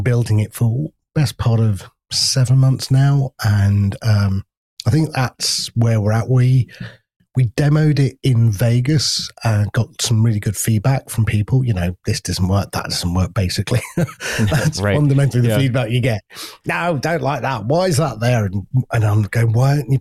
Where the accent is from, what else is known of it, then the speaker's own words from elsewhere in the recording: United Kingdom; we're so British